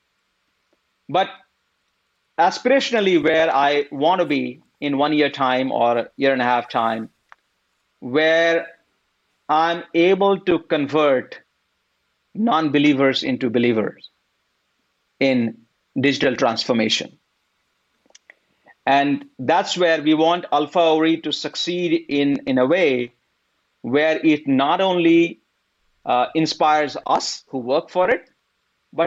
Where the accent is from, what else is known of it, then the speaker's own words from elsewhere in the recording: India; moved away as an adult; now in United States; I grew up in India. And then after having done engineering work for about 5-6 years, then I came here for master's to the US.